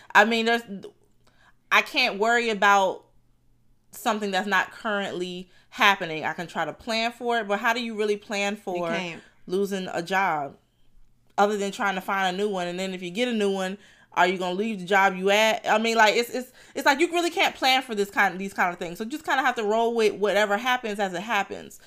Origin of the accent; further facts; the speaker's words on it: Fort Lauderdale, Florida, United States; I'm from Lauderdale